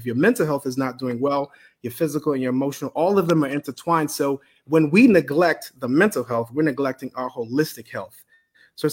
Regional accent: Bahamas; moved away; also born or lived in Miami / Tallahassee; sitting in the church from growing up in the Bahamas, coming to Miami and Tallahassee.

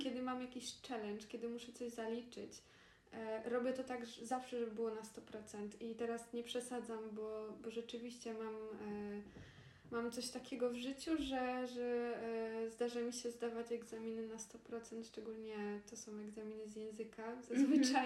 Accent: Poland; moved away as an adult; also born or lived in Granada, Spain; urodziłyśmy się w Polsce

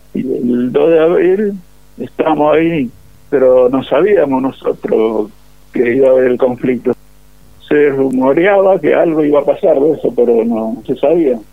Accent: Monte Caseros, Corrientes, Argentina; moved away; soy de casero Corrientes, nacido y criado en Caseros Corrientes

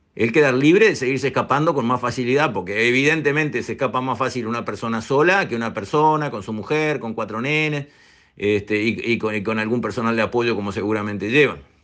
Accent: Uruguay; nosotros los uruguayos

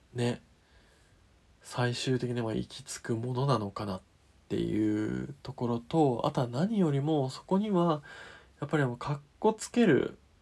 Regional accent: Niigata, Japan; 私と同郷の新潟

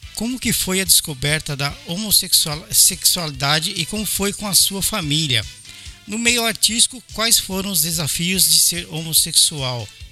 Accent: São Paulo, Brazil; now in Osaka, Japan; nasci em 70, você chegou um ano depois que eu nasci em São Paulo

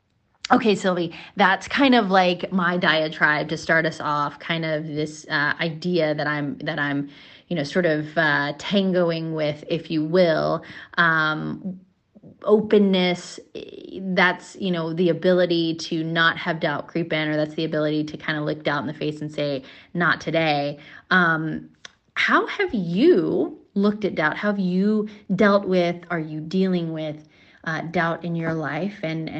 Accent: Hawaii, United States; moved away as an adult; also born or lived in Mississippi; I was moving from Mississippi, but I was from Hawaii and Mississippi kind of jointly because that's where my parents lived.

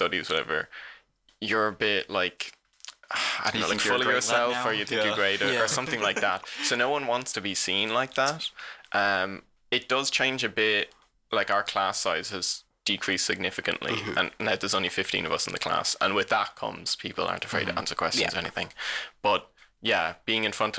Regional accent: Waterford, Munster, Ireland; accent: Waterford; now in Cork, Ireland; we're from Waterford, the Waterford accent

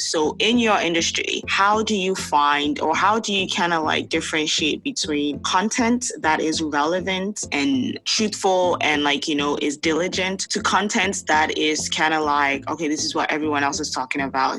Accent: Ghana; now in Canada; I grew up in Ghana, growing up in Ghana

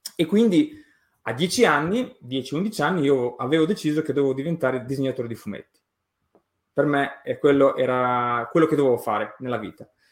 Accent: Emilia-Romagna, Italy; Io sono nato e cresciuto in Romagna

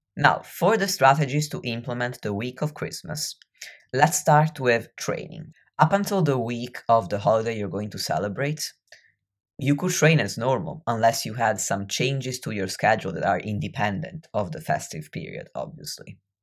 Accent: near Venice, Veneto, Italy; I grew up near Venice

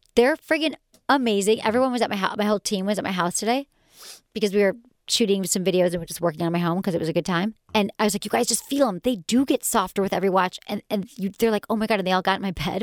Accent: Michigan, United States; growing up in Michigan

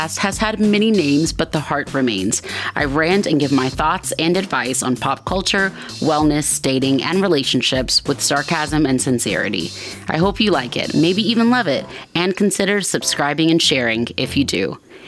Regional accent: Atlanta, Georgia, United States; I'm from Atlanta.

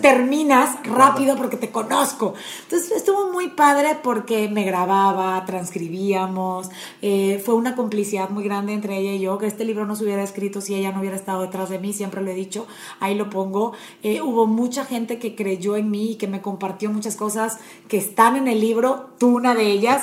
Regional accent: Panama; moved away as an adult; also born or lived in Puebla, Mexico; now in Monterrey, Mexico; Estudié leyes en Panamá, me casé a los 24, me vine a vivir a Puebla

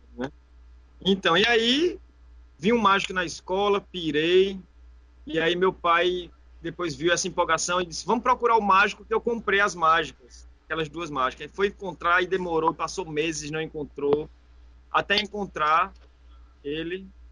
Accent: Caruaru, Pernambuco, Brazil; moved away as an adult; also born or lived in Porto de Galinhas; now in Recife, Brazil; Sou de Caruaru, natural de Caruaru. É interior, Caruaru. mas, mas moro aqui já tem só em Recife tem nove anos e dois anos em Portugalinha tem 11 anos que eu saí de Caruaru.

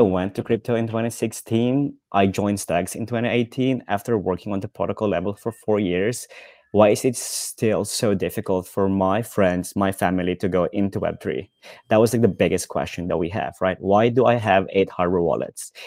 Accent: Philippines; now in Amsterdam, Netherlands; so I live in Amsterdam, I'm from the Philippines

